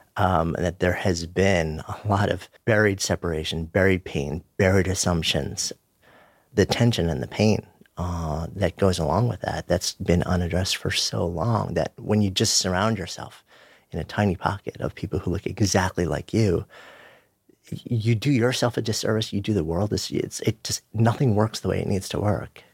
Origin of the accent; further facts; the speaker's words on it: New York City, New York, United States; being a New Yorker, both of us being New Yorkers